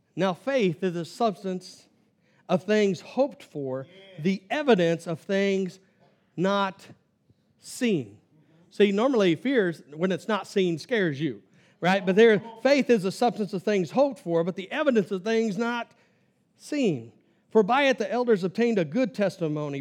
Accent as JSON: {"language": "English", "region": "Kansas", "country": "United States", "said": "I'm from Kansas"}